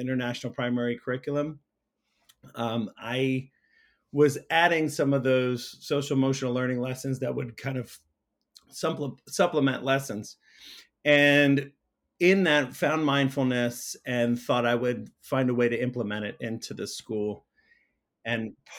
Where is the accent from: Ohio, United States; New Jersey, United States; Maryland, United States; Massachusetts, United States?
Maryland, United States; Silver Spring; I grew up just outside of Washington, D.C. in Silver Spring, Maryland. Been here nearly my whole life